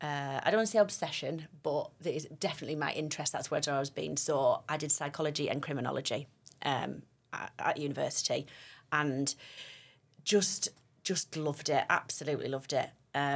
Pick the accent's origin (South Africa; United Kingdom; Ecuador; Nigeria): United Kingdom; Stockton-on-Tees, North East England; I'm sort of Teesside, Cleveland, born and bred. So born in Stockton and lived here my whole life.